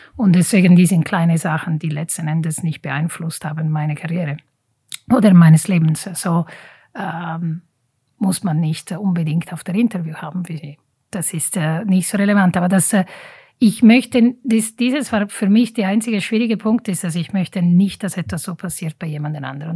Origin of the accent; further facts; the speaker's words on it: Italy; German is a second language; moved away as an adult; also born or lived in German-speaking Switzerland; now in Switzerland; Leben als Italienerin hier in der deutschen Schweiz